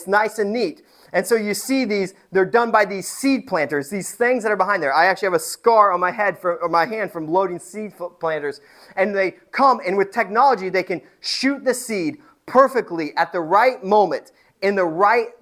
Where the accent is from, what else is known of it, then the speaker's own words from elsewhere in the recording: Indiana, United States; moved away; I am from Indiana. I didn't grow up on a farm, but I grew up around farms.